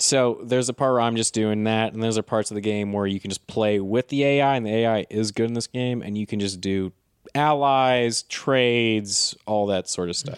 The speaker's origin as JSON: {"language": "English", "country": "United States", "said": "I've just been so hardcore about being an American my whole life"}